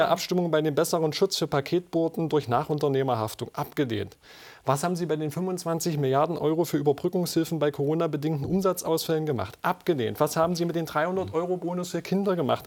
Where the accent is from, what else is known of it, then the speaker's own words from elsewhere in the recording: near Raguhn-Jeßnitz, Saxony-Anhalt, Germany; in unmittelbarer Nähe von meiner Heimat